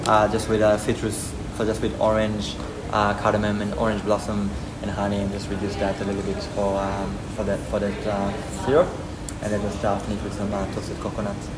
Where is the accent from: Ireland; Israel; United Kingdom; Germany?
Israel; moved away; I'm from Israel